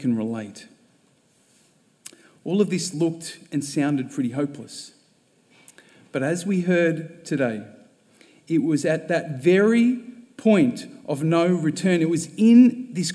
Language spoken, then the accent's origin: English; Sydney, New South Wales, Australia; moved away as an adult; now in Melbourne, Australia; I was born and bred in Sydney